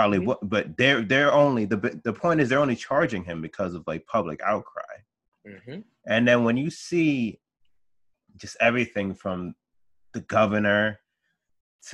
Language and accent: English; New York, United States; I grew up here in New York